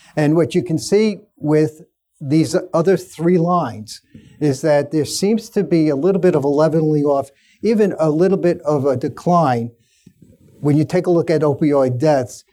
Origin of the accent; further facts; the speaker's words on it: New York City, New York, United States; I spent a lot of time working at my hometown hospital, Staten Island University Hospital